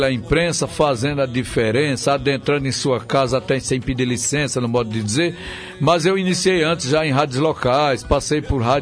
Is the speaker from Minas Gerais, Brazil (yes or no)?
no; Sertânia, Pernambuco, Brazil; born there; Eu nasci lá em Sertana, estado de Pernambuco, bebi água de cacimba sem saber o que era suco